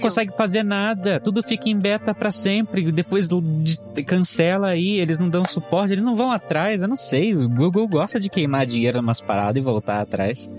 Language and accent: Portuguese; Brazil; Eu sou brasileiro.